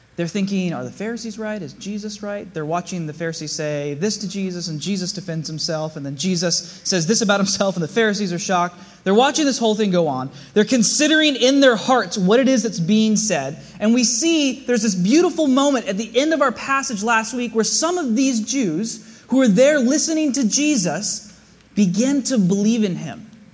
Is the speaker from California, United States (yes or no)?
yes; South Bay, California, United States; I grew up here in the South Bay